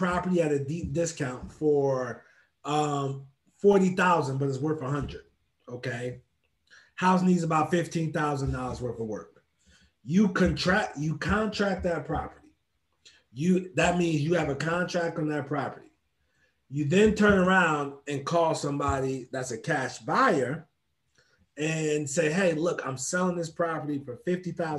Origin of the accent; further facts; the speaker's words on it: New Jersey, United States; moved away; born and raised in New Jersey